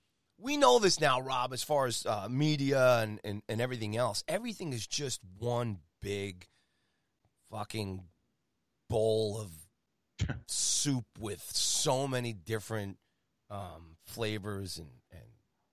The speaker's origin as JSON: {"language": "English", "country": "United States", "said": "as an American"}